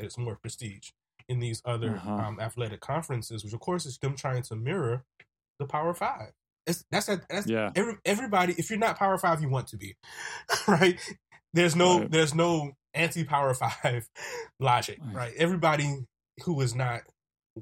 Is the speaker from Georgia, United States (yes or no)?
no; South Carolina, United States; my hometown, South Carolina State University